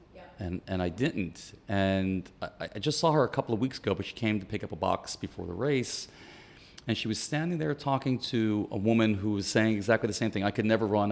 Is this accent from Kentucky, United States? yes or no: no; New York City, New York, United States; moved away; also born or lived in Miami; I'm originally from New York City